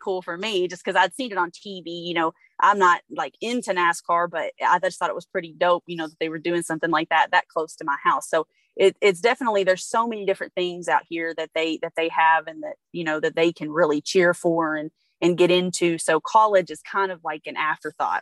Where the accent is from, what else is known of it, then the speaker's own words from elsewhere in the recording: Louisville, Kentucky, United States; now in California, United States; I'm from Kentucky